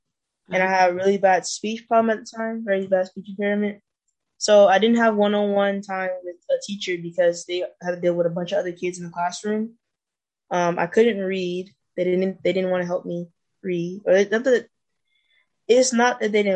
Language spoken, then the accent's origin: English; Arkansas, United States; now in California, United States; I'm from Arkansas. I've been in California for about 10 years